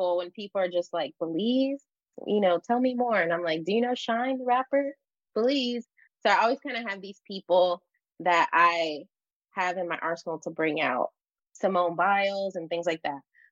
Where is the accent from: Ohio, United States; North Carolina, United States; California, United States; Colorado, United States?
California, United States; Los Angeles; growing up in Los Angeles